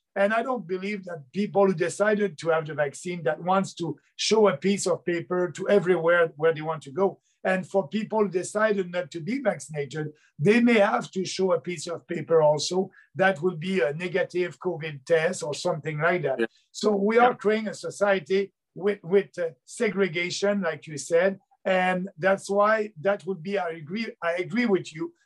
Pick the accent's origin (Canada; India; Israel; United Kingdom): Canada; Beauce, Quebec; I'm coming from Beauce, and Beauce, it's a uh, half rural, half urban uh, riding south of Quebec City.